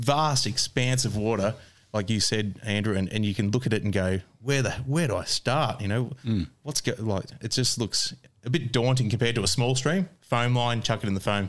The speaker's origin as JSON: {"language": "English", "town": "Bacchus Marsh", "region": "Victoria", "country": "Australia", "said": "I'm from Bacchus Marsh as well, so it's close by."}